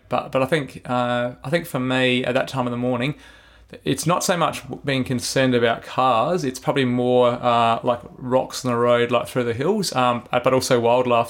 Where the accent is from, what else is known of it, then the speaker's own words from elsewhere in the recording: Adelaide, South Australia, Australia; I grew up in Belair